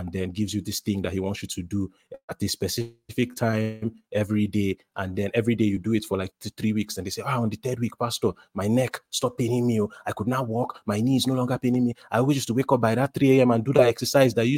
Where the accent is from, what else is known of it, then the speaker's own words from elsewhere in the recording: Nigeria; as a Nigerian, as an African